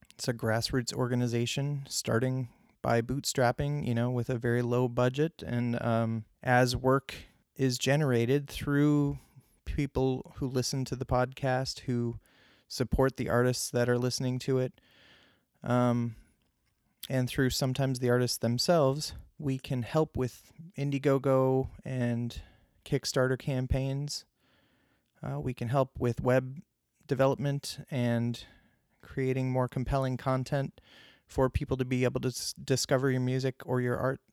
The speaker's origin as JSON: {"language": "English", "town": "Clarence", "region": "New York", "country": "United States", "tie": "born or raised there", "said": "I grew up near Buffalo, New York, uh, in Clarence, New York, Clarence Center to be specific"}